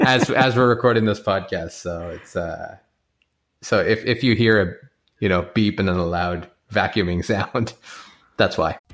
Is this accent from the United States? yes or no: no; Canada; as a Canadian